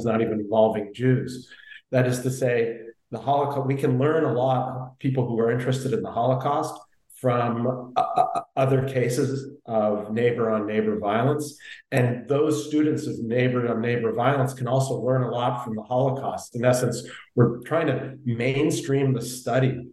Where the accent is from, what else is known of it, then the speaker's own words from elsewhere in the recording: Canada; moved away; I grew up in Canada